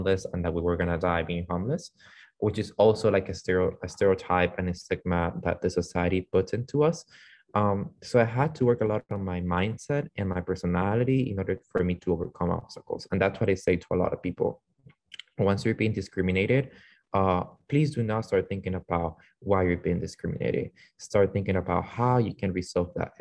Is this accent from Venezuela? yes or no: yes; Venezuela; English is a second language; now in United States; came from the state to from Venezuela to the States, not knowing English at all